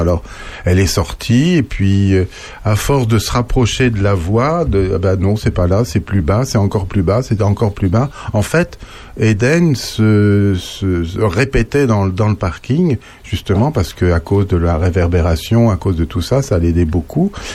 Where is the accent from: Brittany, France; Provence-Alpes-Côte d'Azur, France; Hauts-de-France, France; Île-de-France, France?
Île-de-France, France; Paris; moved away; quand j'étais gamin, j'étais surtout parisien